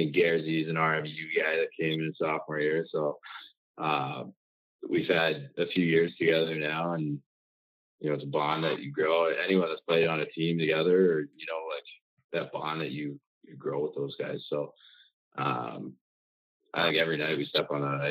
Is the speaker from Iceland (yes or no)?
no; Oakville, Ontario, Canada; moved away as an adult; playing in my hometown